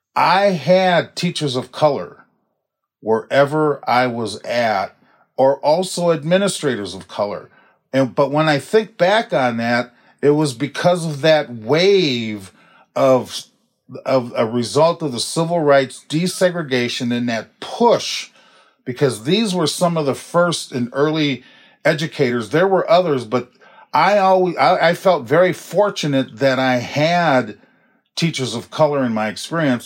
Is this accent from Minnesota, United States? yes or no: yes; Minneapolis, Minnesota, United States; I was born and raised in Minneapolis and I'm a product of that school system